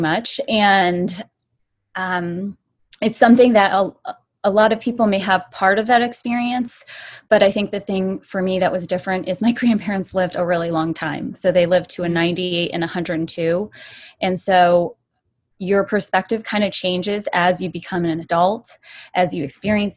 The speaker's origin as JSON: {"language": "English", "country": "United States", "said": "I'm Chinese American"}